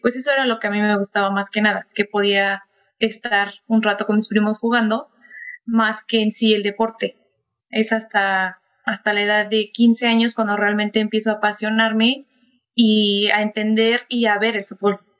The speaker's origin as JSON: {"language": "Spanish", "town": "Temoaya", "region": "State of Mexico", "country": "Mexico", "tie": "born or raised there", "said": "en Temoya, que es de donde soy originaria"}